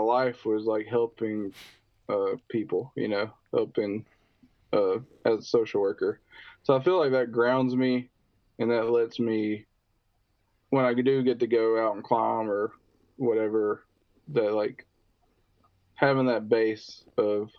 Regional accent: Alabama, United States; I'm from Alabama

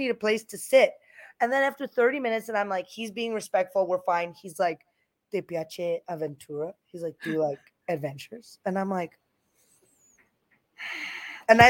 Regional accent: United States; I'm American

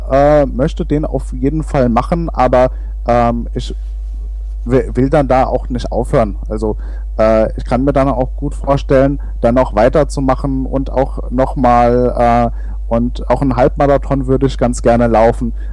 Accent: Hesse, Germany; Naja, also es ist, es ist halt, es ist Mittelhessen, wo ich herkomme.

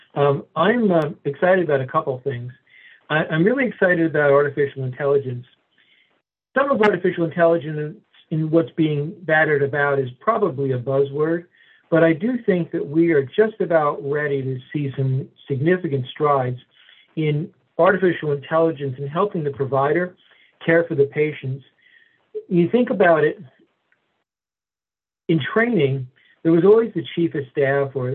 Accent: New Jersey, United States; moved away as an adult; also born or lived in Manhattan, New York; now in Fort Myers, United States; born and raised in New Jersey

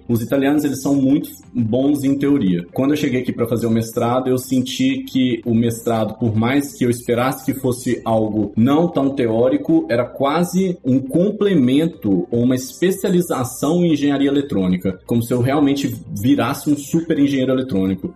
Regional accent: Belo Horizonte, Minas Gerais, Brazil; moved away as an adult; also born or lived in São Paulo / Campinas; now in Italy; eu nasci em Belo Horizonte, vivi em Belo Horizonte até os meus 19 anos

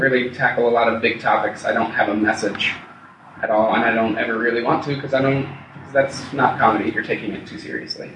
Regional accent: Broomfield, Colorado, United States; I was born here and uh, raised here. I lived in Broomfield. Like, I grew up in Broomfield, went to high school there and such.

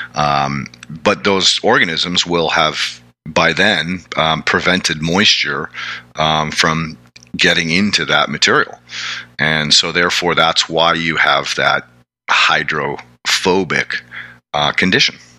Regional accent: New England, United States; I come from New England

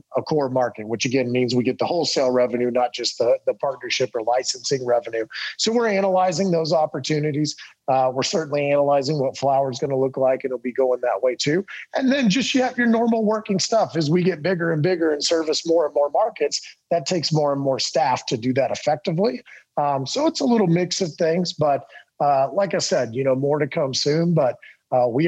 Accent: Texas, United States; moved away; I'm from Texas

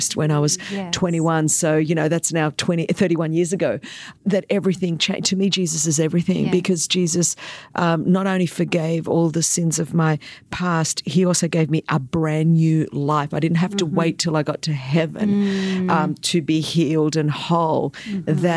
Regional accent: Australia; first language Greek; English is a second language; grew up second generation migrant Greek in a time when Australia was very divided over, you know, kind of immigrant issues and migrants coming in.

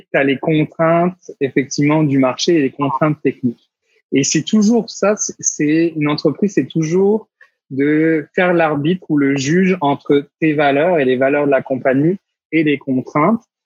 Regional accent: France; moved away as an adult; now in Quebec, Canada; à 6000 km de ma terre natale

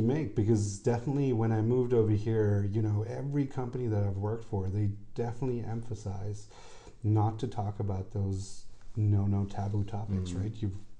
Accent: Austria; I think, you know, growing up in Austria, but then at the same time being taught Bangladeshi values is something that it was difficult

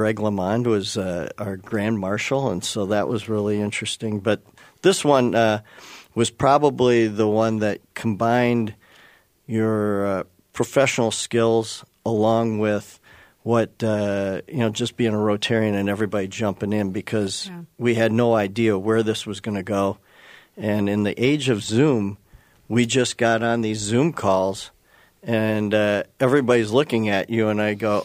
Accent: Muscatine, Iowa, United States; moved away as an adult; also born or lived in Madison, Wisconsin / Ames, Iowa; now in Minnesota, United States; I was born in Madison, grew up in eastern Iowa, Muscatine to be exact, and then I moved up here in 1985 for my career

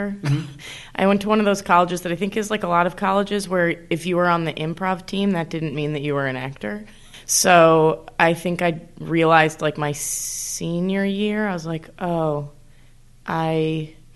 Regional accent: Connecticut, United States; moved away as an adult; now in New York, United States; So I moved to New York. I'm from Connecticut

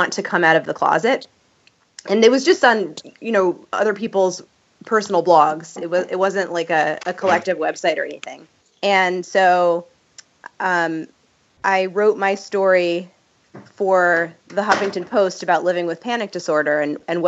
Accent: New York, United States; growing up in New York

